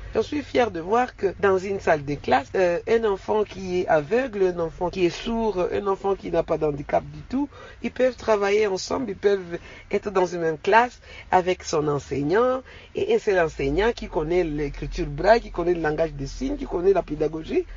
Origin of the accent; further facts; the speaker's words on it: DR Congo; je suis congolaise